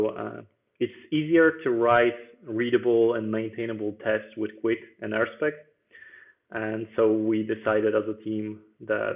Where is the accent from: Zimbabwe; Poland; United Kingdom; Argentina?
Poland; Bydgoszcz, Kuyavian-Pomeranian Voivodeship; now in Warsaw, Poland; So I was born in Poland and in Bydgoszcz, actually, which is a different city that I live in right now, because right now I'm in the capital.